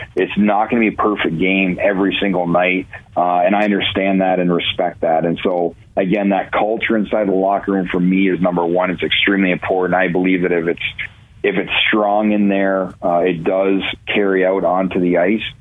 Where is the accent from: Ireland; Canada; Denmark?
Canada; Ontario; now in Cleveland, United States; growing up in Ontario